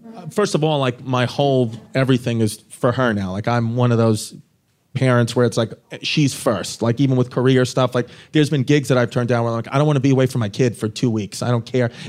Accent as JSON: {"language": "English", "town": "New York City", "region": "New York", "country": "United States", "said": "I'm from Brooklyn"}